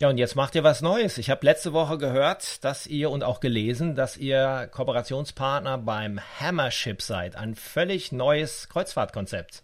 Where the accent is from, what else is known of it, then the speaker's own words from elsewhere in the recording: Dortmund, North Rhine-Westphalia, Germany; Ich komme aus Dortmund